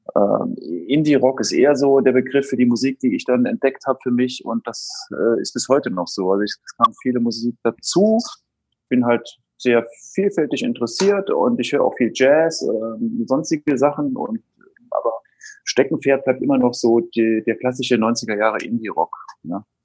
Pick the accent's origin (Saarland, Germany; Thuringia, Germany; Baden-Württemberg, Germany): Saarland, Germany; ich bin im Saarland aufgewachsen